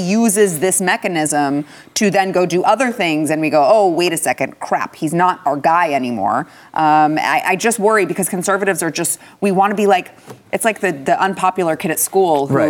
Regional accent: Texas, United States; as a Texan

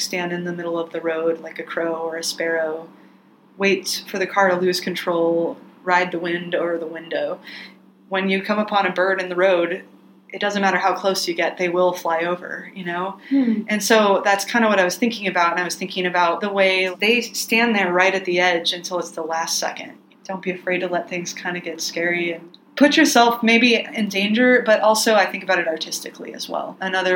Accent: Plano, Texas, United States; moved away as an adult; also born or lived in Denton, Texas; now in Portland, United States; I'm from Plano, Texas, but I've been in Portland for about 12 years

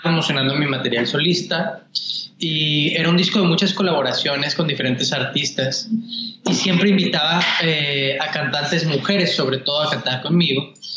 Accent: Mexico; now in Los Angeles, United States; así como decimos los mexicanos

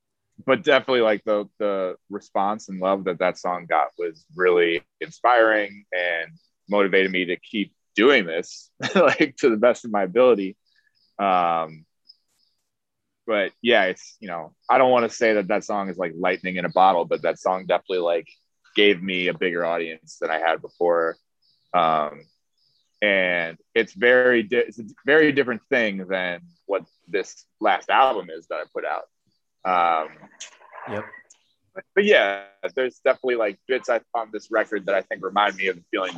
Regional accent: Chicago, Illinois, United States; also born or lived in Miami; now in New York, United States; I did school there, and that I'm from Chicago originally. So okay. I went back to Chicago after I graduated, and I recorded a couple songs there.

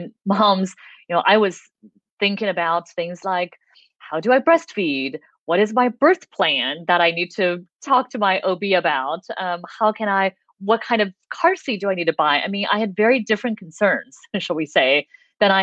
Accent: United States; an American citizen

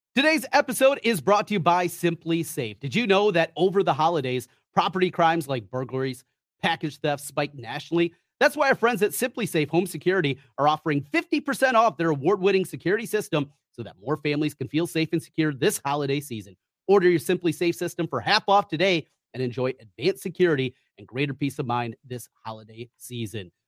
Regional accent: North Central Iowa, United States; I grew up in North Central Iowa, right on the Minnesota border

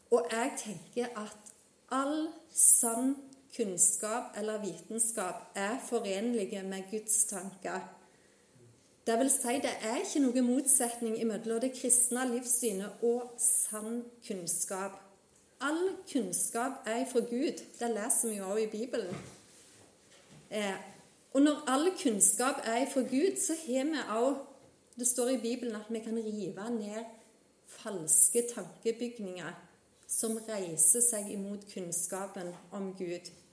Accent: Vigrestad, Rogaland, Norway; moved away as an adult; now in Namsos, Norway; jeg er opprinnelig fra Jæren, fra Vigrestad

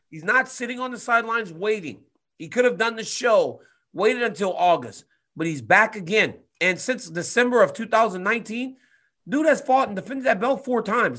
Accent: Louisiana, United States; born or raised there

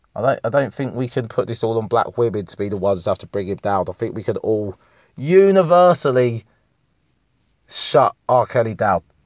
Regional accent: United Kingdom; I don't identify as English. I'm more British

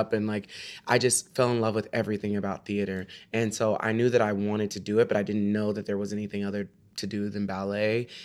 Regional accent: Texas, United States; I was from Texas

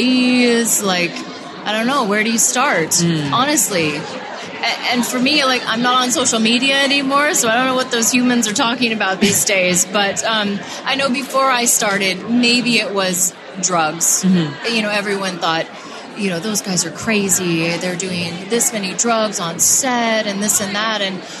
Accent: Iowa, United States; Like, I came from Iowa. Mm-hmm. You know, we're coming from small places

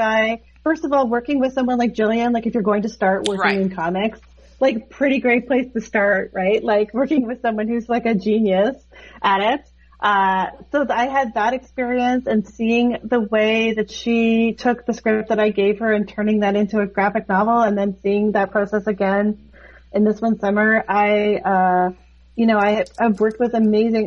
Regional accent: Toronto, Ontario, Canada; growing up in Toronto as an artist

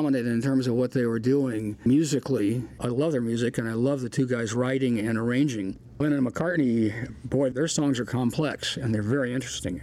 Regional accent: Fremont, Nebraska, United States; moved away; also born or lived in Denver; I'm from Fremont

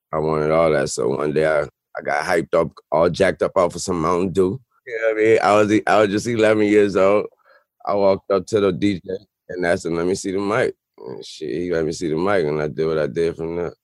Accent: New Orleans, Louisiana, United States; I'm from New Orleans

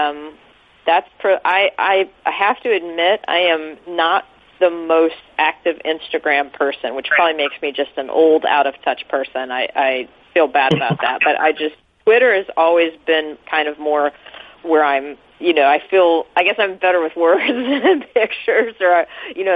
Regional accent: Kansas City, Missouri, United States; also born or lived in Los Angeles / St. Louis; I'm from Kansas City

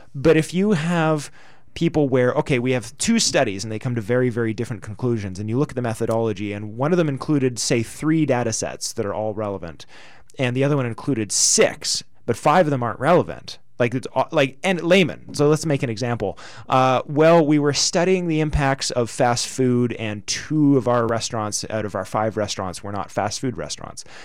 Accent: Canada; we're Canadian

